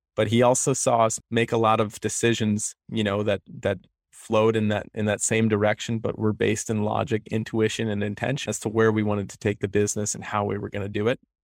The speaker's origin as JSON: {"language": "English", "region": "Connecticut", "country": "United States", "tie": "born or raised there", "also_born_or_lived": "Orono, Maine", "moved": "as an adult", "lives_now": "Portland, United States", "said": "I'm from Connecticut. I grew up there, came here for biomedical engineering undergrad"}